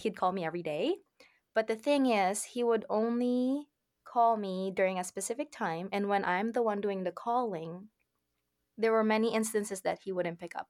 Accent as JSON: {"language": "English", "country": "Philippines", "also_born_or_lived": "Saudi Arabia", "moved": "yes", "lives_now": "Nova Scotia, Canada", "said": "I currently live in Canada, in Nova Scotia, but I'm originally from the Philippines. I was born in Saudi Arabia"}